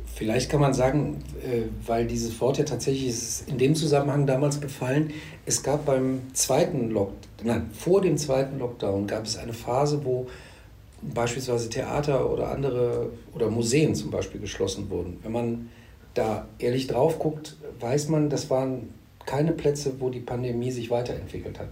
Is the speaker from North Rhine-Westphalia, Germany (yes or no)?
yes; Neuss, North Rhine-Westphalia, Germany; also born or lived in Düsseldorf; bin ich tatsächlich gebürtiger Düsseldorfer, wurde dann aber von meinen Eltern verschleppt in, an den linken Niederrhein nach Neuss